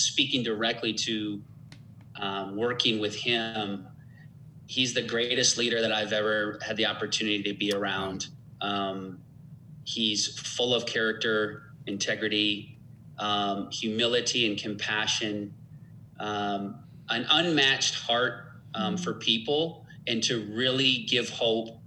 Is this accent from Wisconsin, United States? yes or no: yes; Beloit, Wisconsin, United States; moved away; I grew up in Beloit, Wisconsin, so I'm from the Midwest.